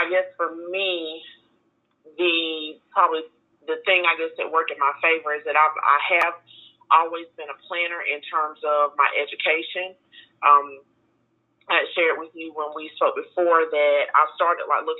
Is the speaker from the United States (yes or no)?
yes; Greenville, South Carolina, United States; I'm from Greenville, South Carolina